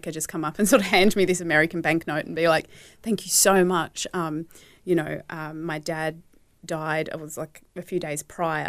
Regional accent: Hobart, Tasmania, Australia; I was born in Tasmania, mm-hmm. in Hobart.

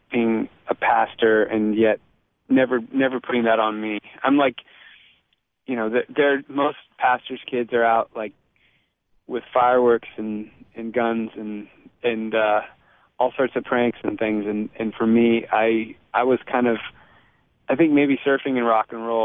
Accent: California, United States; also born or lived in Boston / Virginia; So I was born in California, uh, lived there for five years, then moved to Boston for seven years, and moved to Virginia for four years, then moved back to California

